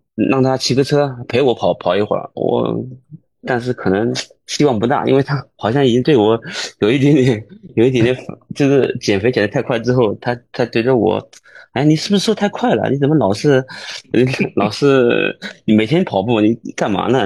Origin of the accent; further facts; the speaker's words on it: Jiangsu, China; 因为我是江苏人嘛，我，我的老家离那个苏四环现在带的扬州很近